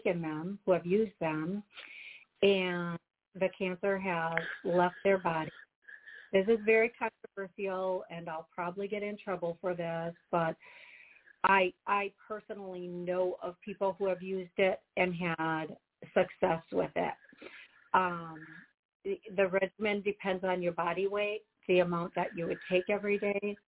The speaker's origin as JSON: {"language": "English", "region": "Wisconsin", "country": "United States", "said": "You can tell I'm from here."}